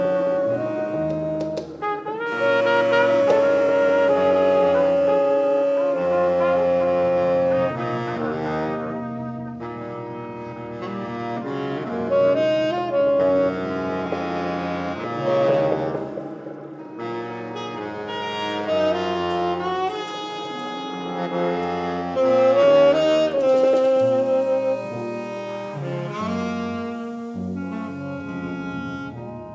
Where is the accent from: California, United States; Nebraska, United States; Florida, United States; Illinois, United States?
California, United States; Los Angeles; I was born in Los Angeles, California. I was lucky enough to grow up in a house with a lot of music